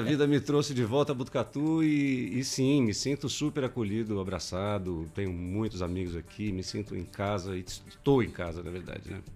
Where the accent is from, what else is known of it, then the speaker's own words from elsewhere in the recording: São Paulo, Brazil; moved away as an adult; now in Botucatu, Brazil; eu, eu, sou paulistano